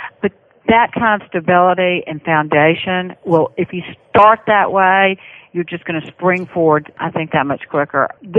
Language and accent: English; the South, United States; accent: Southern; Well, I hope that everybody understood my Southern accent.